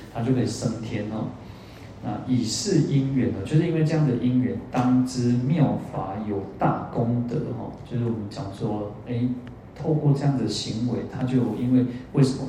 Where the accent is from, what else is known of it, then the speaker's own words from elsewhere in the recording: Kaohsiung, Taiwan; 我小时候在高雄的时候